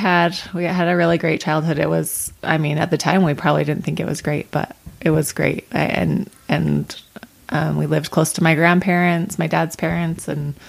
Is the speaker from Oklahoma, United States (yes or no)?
no; North Ogden, Utah, United States; North Ogden.